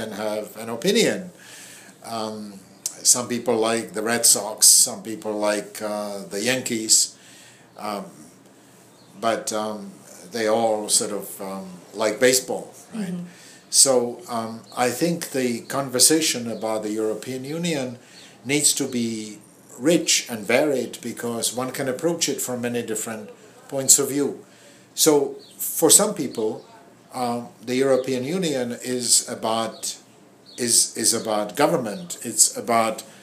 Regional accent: Prague, Czechia; now in Boston, United States; I was born in Prague.

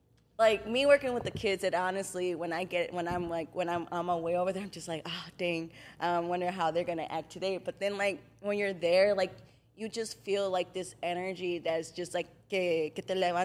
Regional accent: St. Paul, Minnesota, United States; we were born and raised in Frogtown, St. Paul.

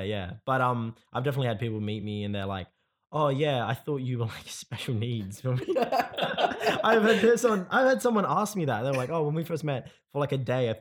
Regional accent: Perth, Western Australia, Australia; I was born in Perth. I grew up here

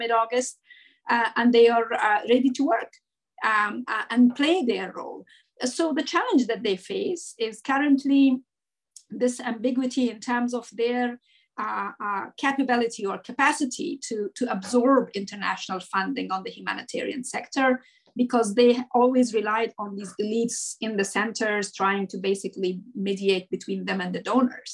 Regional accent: Afghanistan; moved away; as an Afghan and as an English speaker Afghan

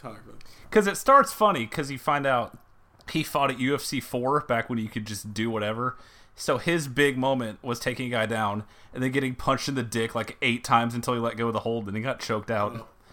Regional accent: England, United Kingdom; Oh, no, I'm English.

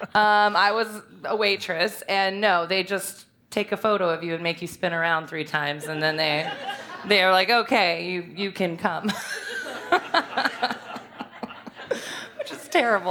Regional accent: Richmond, Virginia, United States; I'm from Richmond, and, uh, I grew up here in the West End

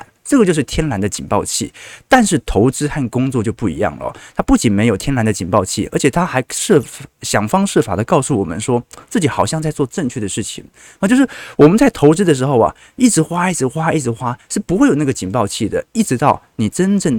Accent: Taiwan; 不是我们台湾人很有钱呐

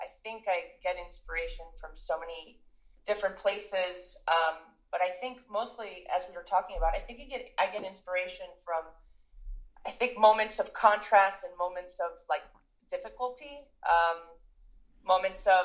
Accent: New York, United States; also born or lived in Venezuela / United Kingdom; I'm from New York, and yes, that I'm American, but like I feel more New Yorker

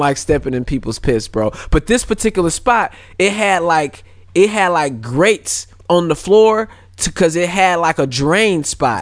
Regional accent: St. Louis, Missouri, United States; also born or lived in California; I was born in Cali, but I was raised in Saint Louis

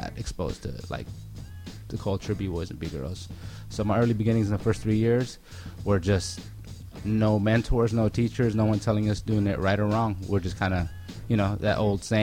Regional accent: Pasadena, California, United States; also born or lived in Pico Rivera; I grew up in Pasadena

